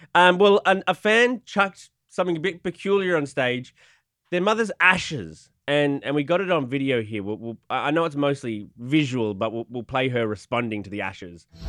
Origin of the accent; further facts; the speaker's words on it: Australia; I'm from Australia.